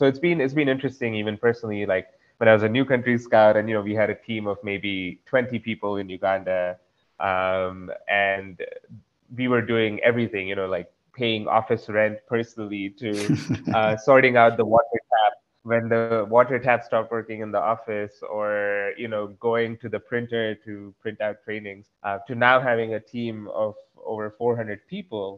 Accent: Dombivli, Maharashtra, India; moved away; also born or lived in Konkan Coast / Sangli / United States; growing up in Dombivali, there were people around me that had a love for nature

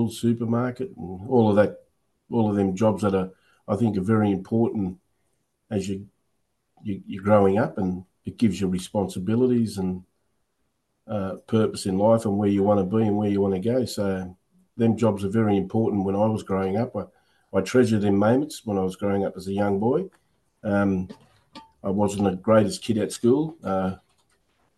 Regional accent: Illawarra, New South Wales, Australia; also born or lived in Dapto; I'm a local bloke, born and bred in Illawarra.

